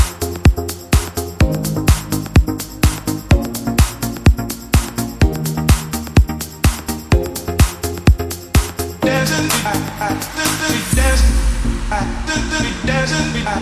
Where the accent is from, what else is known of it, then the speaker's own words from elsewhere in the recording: United States; accent: American; moved away as an adult; now in London, United Kingdom; I'm from the States. I'm a general course student, so as you may have been able to tell from my accent, I am American